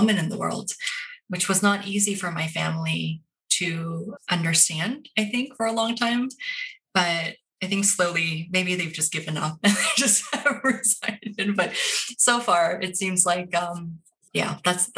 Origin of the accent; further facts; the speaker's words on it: Portland, Oregon, United States; I'm Korean American. I grew up in Portland, Oregon before it was cool, at a time when I couldn't wait to leave.